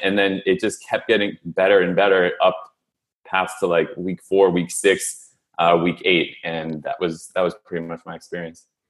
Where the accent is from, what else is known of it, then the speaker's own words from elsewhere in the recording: San Francisco, California, United States; moved away as an adult; also born or lived in Philadelphia; I was born and raised in San Francisco